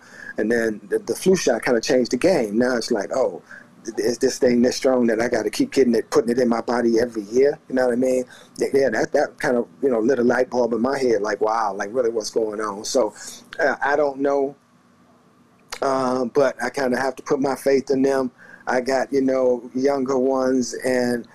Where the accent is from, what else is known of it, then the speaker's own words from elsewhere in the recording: the South, United States; I grew up in the South